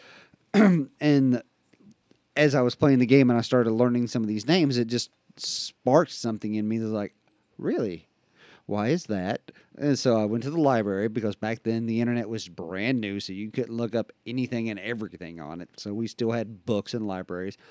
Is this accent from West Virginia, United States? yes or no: yes; West Virginia, United States; accent: West Virginian hick; my native language is West Virginian hick